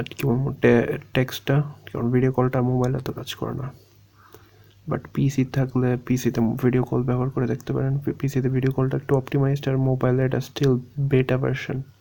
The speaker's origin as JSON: {"language": "Bangla", "country": "Bangladesh", "said": "আমি বলছি বাংলাদেশি"}